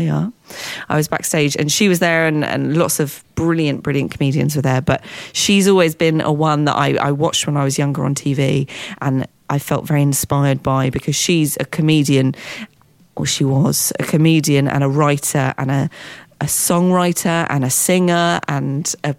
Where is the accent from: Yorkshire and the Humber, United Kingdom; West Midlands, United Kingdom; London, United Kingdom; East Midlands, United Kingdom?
London, United Kingdom; as a Londoner